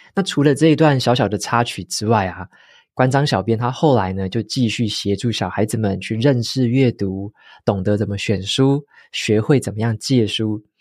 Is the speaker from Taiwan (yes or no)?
yes; Taitung, Taitung County, Taiwan; moved away; 我也是会讲台语，我以前在台东长大的时候，在家里大部分就是台语跟中文夹杂啦，所以我自己也会用台语